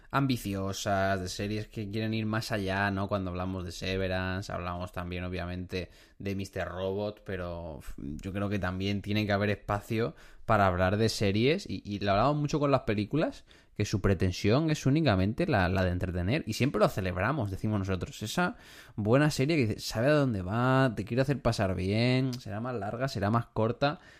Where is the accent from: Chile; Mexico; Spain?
Spain; Region of Murcia; moved away; Soy un murciano expatriado que tiene un amigo gallego.